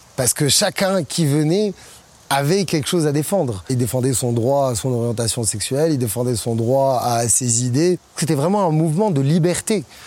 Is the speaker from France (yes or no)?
no; Morocco; je suis marocain